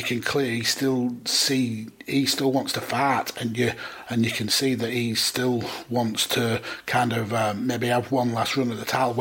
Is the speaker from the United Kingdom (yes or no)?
yes; United Kingdom; being British